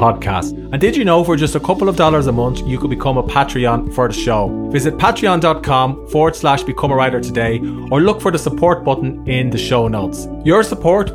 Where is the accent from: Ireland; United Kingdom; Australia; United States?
Ireland; accent: Irish; my Irish accent